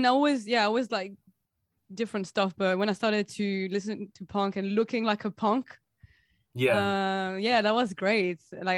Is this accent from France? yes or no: yes; Provence-Alpes-Côte d'Azur, France; English is a second language; moved away as an adult; because I'm French and I was born in the High Alps, like in the mountains.